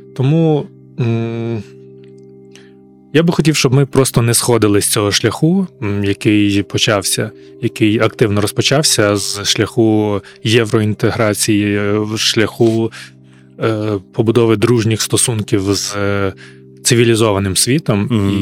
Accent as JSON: {"language": "Ukrainian", "town": "Ivano-Frankivsk", "region": "Ivano-Frankivsk Oblast", "country": "Ukraine", "said": "я з Івано-Франківська"}